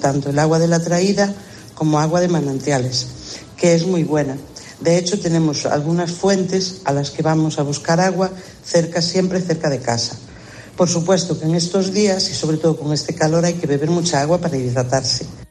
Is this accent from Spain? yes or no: yes; Galicia, Spain; Soy de Galicia